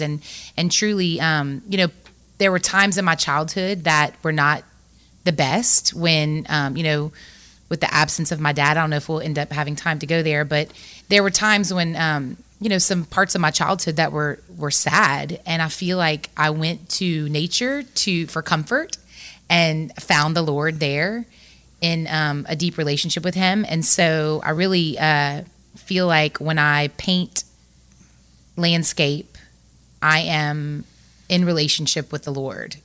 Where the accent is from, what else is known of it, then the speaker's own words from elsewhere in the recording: Lafayette, Louisiana, United States; I grew up in Lafayette